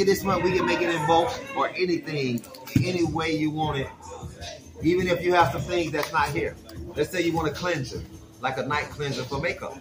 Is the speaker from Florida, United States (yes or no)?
yes; Jacksonville, Florida, United States; I'm from Jacksonville, Florida